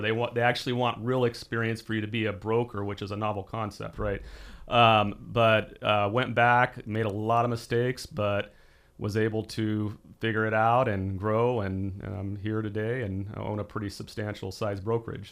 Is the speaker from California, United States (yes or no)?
yes; Porterville, California, United States; now in Visalia, United States; I grew up in a small town called Porterville in the southeastern side of Tulare County